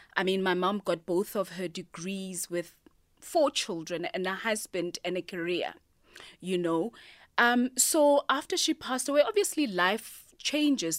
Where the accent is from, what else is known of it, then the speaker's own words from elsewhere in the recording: Pretoria, Gauteng, South Africa; also born or lived in Cape Town; now in Johannesburg, South Africa; I'm originally from Mamelodi